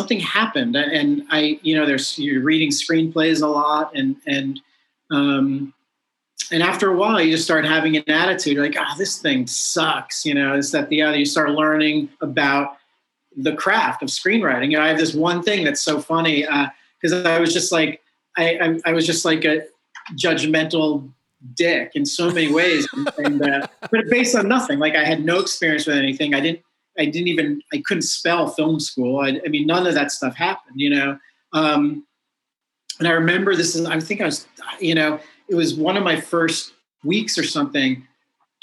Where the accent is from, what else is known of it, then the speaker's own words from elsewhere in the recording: New York, United States; also born or lived in Colorado; I grew up in New York State, like in the outer suburbs, probably like 80 miles north of New York City